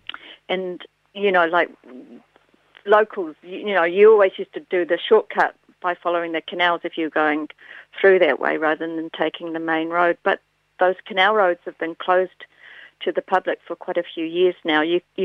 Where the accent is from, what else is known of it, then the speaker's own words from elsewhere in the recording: Fairlie, Canterbury, New Zealand; when I grew up in Fairlie and spent a lot of time in the Mackenzie Basin, and I was thinking about snow and those sort of really long, cold winters